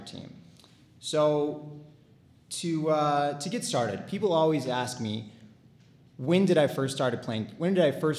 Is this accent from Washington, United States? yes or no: no; Southern California, United States; moved away as an adult; now in Salt Lake City, United States; I grew up in Southern California and went to high school there